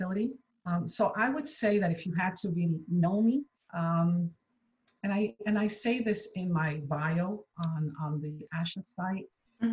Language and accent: English; New York City, New York, United States; I grew up in New York City, so I am a native of New York